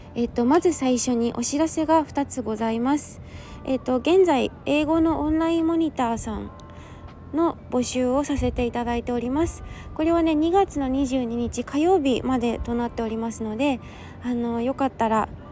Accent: Yokohama, Kanagawa, Japan; 地元神奈川県横浜市はちょっと空気が冷たい

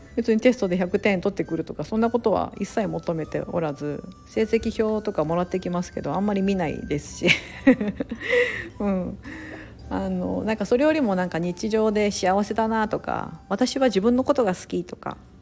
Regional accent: Japan; moved away; also born or lived in Singapore / United States; 我々日本人みたいなのもアメリカに比べれば割合的には多く住んでいると思います

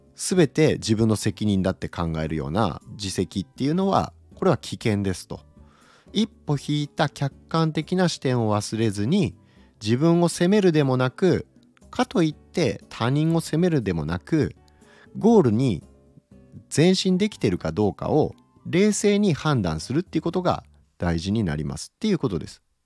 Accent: Okayama, Japan; 岡山出身なんですけど

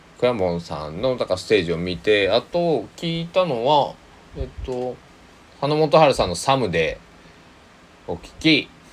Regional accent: Kochi, Japan; now in Takamatsu, Japan; 僕の地元の高知県佐木市

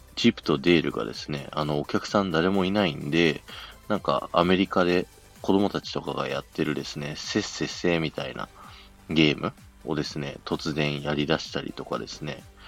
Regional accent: Japan; 日本ですって言ったらですね

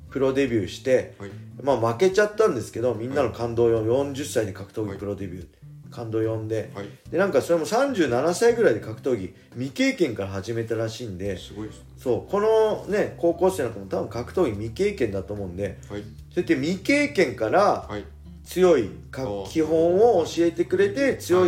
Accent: Tsuchiura, Ibaraki, Japan; 基本は自分の地元の、まあ、茨城県土浦市の

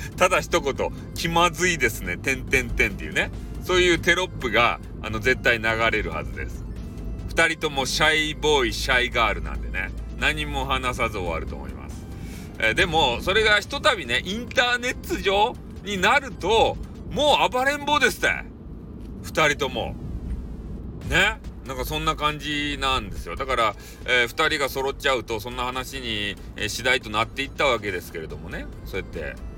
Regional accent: Fukuoka, Japan; accent: Hakata-ben; 博多弁を操る

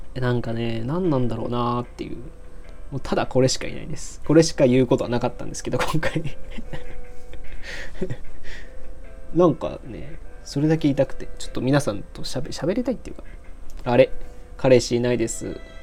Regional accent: Aichi, Japan; moved away as an adult; also born or lived in Kansai; 僕愛知県出身なんで。

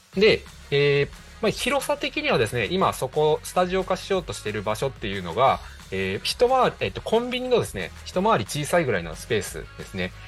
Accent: Higashikagawa, Kagawa, Japan; now in Kobe, Japan; 地元香川県東香川市を深く愛する男、私

